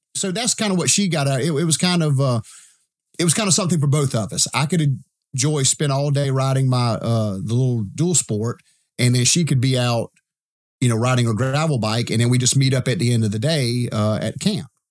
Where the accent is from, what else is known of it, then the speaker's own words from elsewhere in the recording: Edgefield, South Carolina, United States; I'm from Edgefield, South Carolina